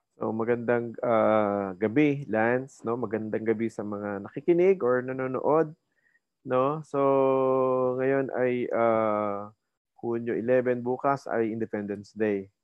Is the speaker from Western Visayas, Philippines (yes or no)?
no; Silang, Calabarzon, Philippines; moved away as an adult; also born or lived in Indang, Cavite / Manila; ako tubong Cavite, no? Uh, silang Cavite.